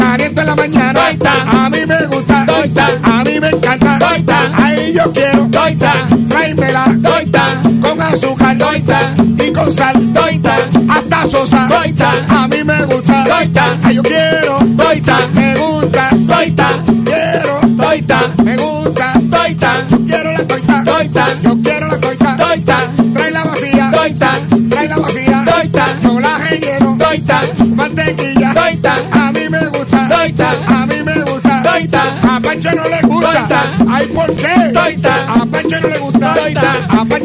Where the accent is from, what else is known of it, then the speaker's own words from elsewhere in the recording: Humacao, Puerto Rico; now in Florida, United States; Yo soy de Humacao, vivo en Florida, pero ando por